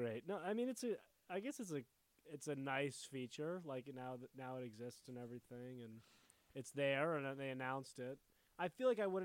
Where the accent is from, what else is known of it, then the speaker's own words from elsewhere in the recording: New Jersey, United States; I'm from New Jersey.